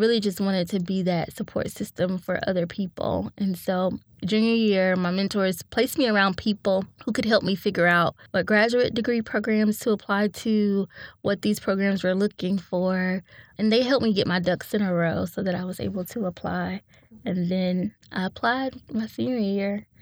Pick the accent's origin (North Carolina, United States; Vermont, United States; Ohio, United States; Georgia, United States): North Carolina, United States; Winston-Salem; I grew up in Winston-Salem, North Carolina, to a single mom